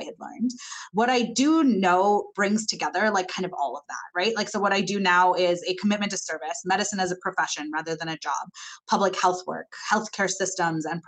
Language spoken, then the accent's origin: English; Zambia; I grew up in Zambia in the mid-1990s.